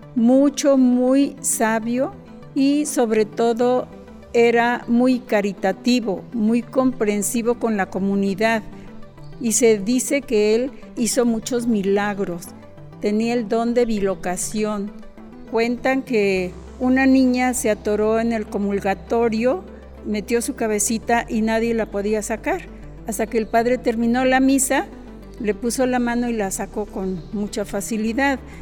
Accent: Autlán, Jalisco, Mexico; nací en Autlán

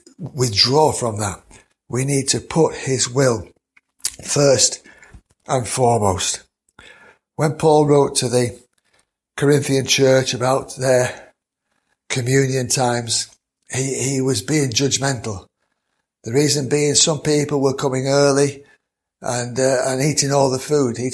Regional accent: Mansfield, East Midlands, United Kingdom; I know that I was born in September of 1955

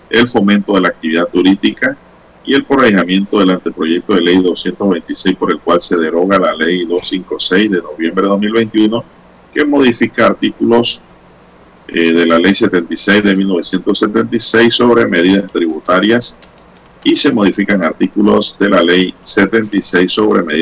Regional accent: Panama

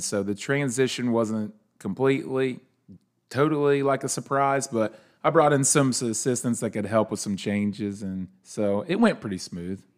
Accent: Leesburg, United States; growing up in Leesburg

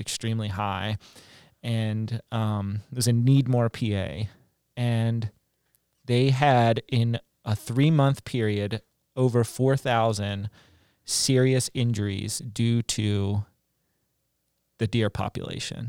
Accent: West Virginia, United States; moved away; I grew up in West Virginia, really close to Pennsylvania and Maryland

